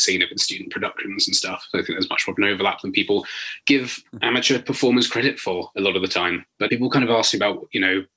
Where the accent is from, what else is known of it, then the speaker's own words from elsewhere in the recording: London, United Kingdom; moved away as an adult; now in Nottingham, United Kingdom; we moved there when I was about 2, but basically for as long as I can remember, I lived in Walthamstow in northeast London